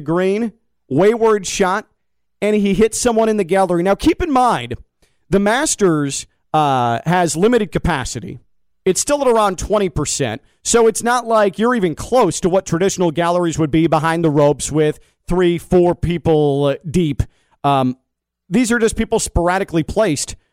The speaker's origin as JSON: {"language": "English", "town": "Chicago", "region": "Illinois", "country": "United States", "tie": "born or raised there", "moved": "as an adult", "said": "I'm from Chicagoland"}